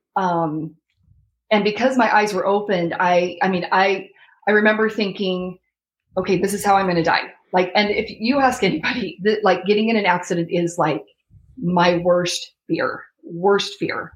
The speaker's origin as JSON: {"language": "English", "town": "Rexburg", "region": "Idaho", "country": "United States", "moved": "yes", "lives_now": "Florida, United States", "said": "I'm originally from Rexburg, Idaho, and my husband's from Washington State"}